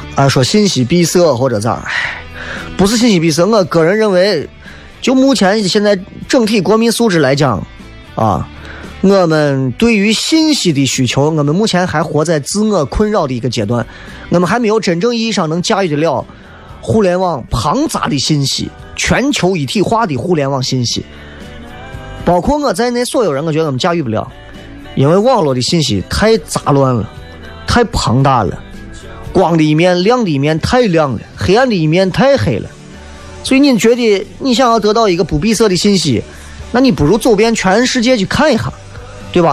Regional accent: Xi'an, Shaanxi, China; 咱作为一个西安人

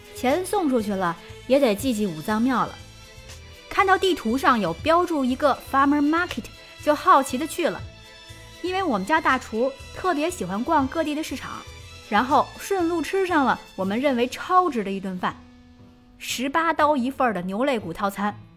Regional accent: Beijing, China; 洛杉矶的地铁真比不上咱们大北京

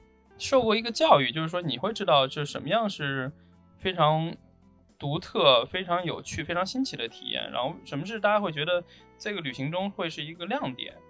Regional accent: Xi'an, Shaanxi, China; 你像我们西安人啊

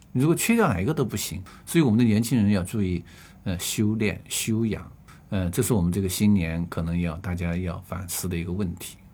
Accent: China; 我们中国人叫摄身

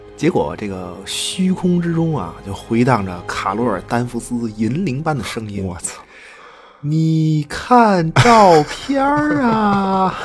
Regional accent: Beijing, China; accent: 京腔 (Beijing accent); 我这一京腔儿说书人

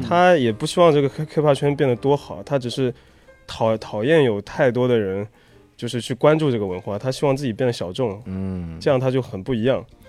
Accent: Chongqing, China; 在我们重庆演出

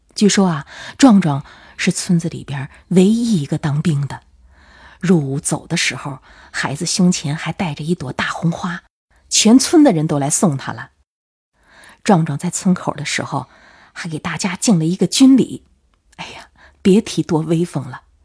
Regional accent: Tianjin, China; 我是本地人

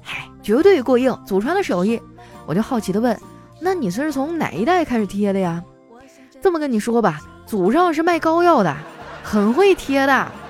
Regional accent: Northeast China, China; 我作为东北人

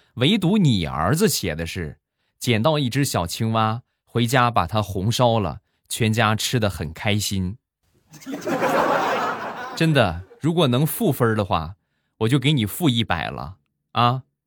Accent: Rizhao, Shandong, China; 我们家乡的特产——日照绿茶

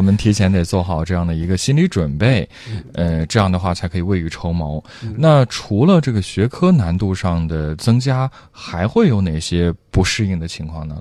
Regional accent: China; 我们中国人

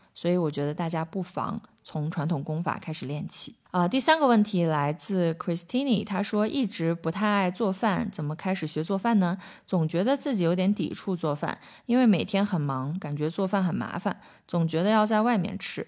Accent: China; 我们中国人吃饭可能就会觉得吃饭是一件很重要的事情

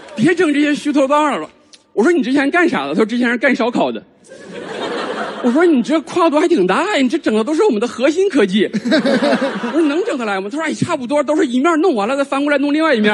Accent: Northeast China, China; moved away; 地战选了我的老家，东北

